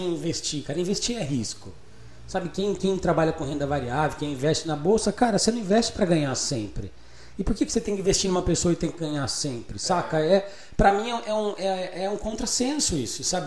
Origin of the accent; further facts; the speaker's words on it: Botucatu, São Paulo, Brazil; eu nasci em São Paulo, né? na Bela Vista, eu vim para Botucatu em 1989